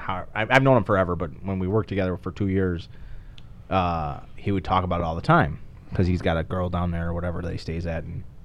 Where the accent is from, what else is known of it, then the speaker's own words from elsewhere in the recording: Chicago, Illinois, United States; I'm from Chicago